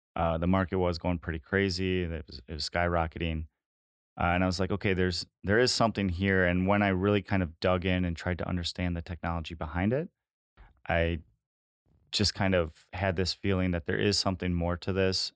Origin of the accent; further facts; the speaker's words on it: Green Bay, Wisconsin, United States; I'm locally from the Green Bay area. I went to high school just outside of Green Bay